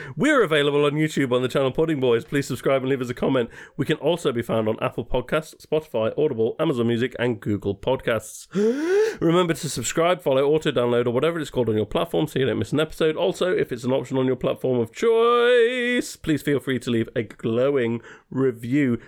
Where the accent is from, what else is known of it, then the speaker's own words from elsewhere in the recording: England, United Kingdom; as English people